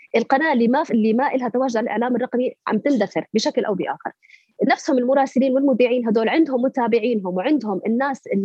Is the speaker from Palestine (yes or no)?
yes; Palestine; لنطالب بحقنا كفلسطينيين